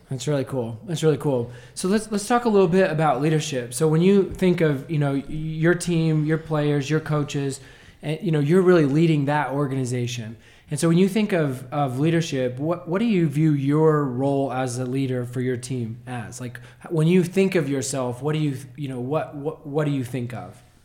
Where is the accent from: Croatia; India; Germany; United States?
United States; Nazareth, Texas; Growing up in Nazareth, playing basketball from the time I was born